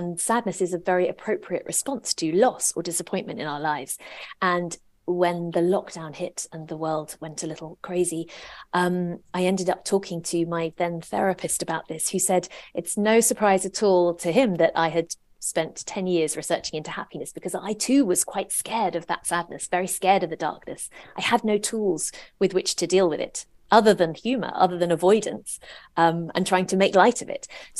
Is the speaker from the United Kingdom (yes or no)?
yes; England, United Kingdom; but we were also growing up in England the whole time.